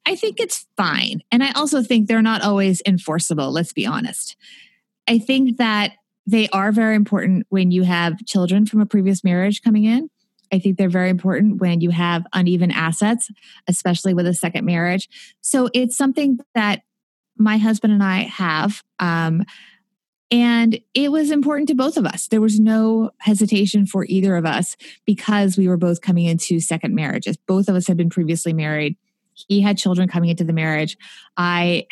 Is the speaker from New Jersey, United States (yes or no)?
yes; New Jersey, United States; also born or lived in New York City; I was born in New York City, but they moved out to New Jersey because they couldn't afford to live in New York City